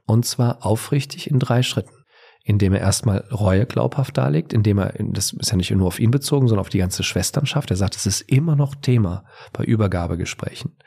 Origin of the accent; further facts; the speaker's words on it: Bavaria, Germany; Ich komme ja aus Bayern.